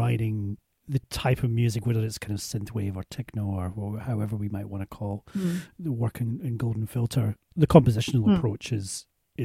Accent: Scotland, United Kingdom; as a Scotsman

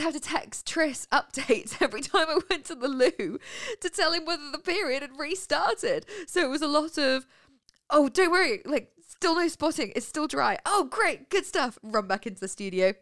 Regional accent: near Birmingham, West Midlands, United Kingdom; now in Winchester, United Kingdom; I come from Stetson Coalfield, a town that is twenty minutes from Birmingham

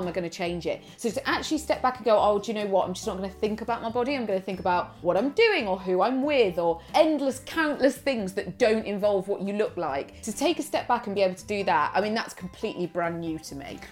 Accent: United Kingdom; we're very British

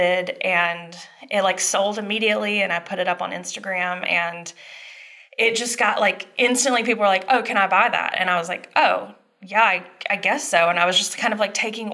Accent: Dublin, Georgia, United States; moved away; I'm from Dublin, Georgia. It's a couple hours south. It's like smack dab in middle Georgia.

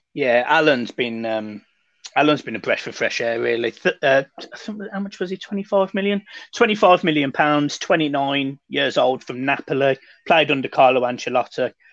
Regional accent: Birmingham, West Midlands, United Kingdom; accent: Brummie; I'm a Brummie

